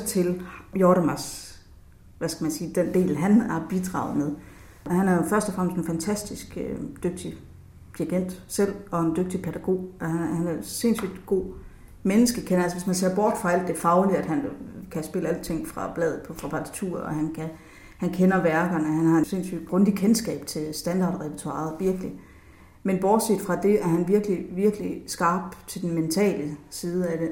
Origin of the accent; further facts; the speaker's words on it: Jutland, Denmark; nu er jeg selv fra Jylland, og der, der taler vi faktisk heller ikke så meget.